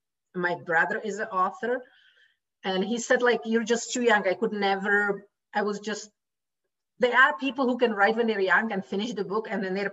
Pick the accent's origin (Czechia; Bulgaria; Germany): Czechia; English is a second language; moved away as an adult; now in Pacific Northwest, United States; Czechoslovakia was when I was born. Now it's a Czech Republic. The other side is the Slovakia, right? So I'm from the Czech Republic. And I've been in States living here for past 18 years now.